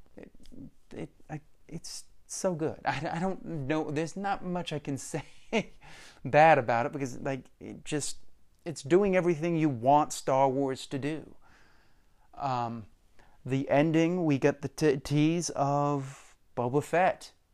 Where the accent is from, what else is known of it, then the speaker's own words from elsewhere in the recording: United States; as American people